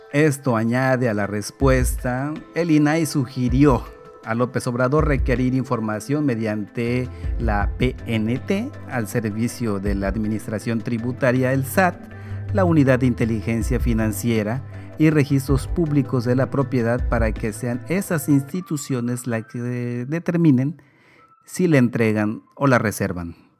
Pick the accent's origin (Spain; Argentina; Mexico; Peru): Spain; como español